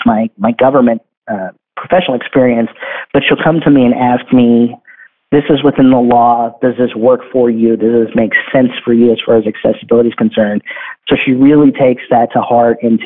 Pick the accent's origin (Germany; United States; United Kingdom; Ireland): United States; Bakersfield, California; I work for the city government in my hometown in Bakersfield.